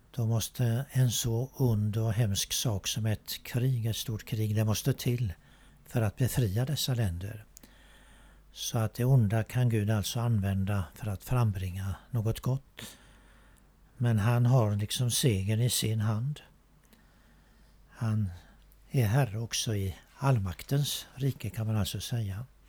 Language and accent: Swedish; Sweden; när vi föddes här i Sverige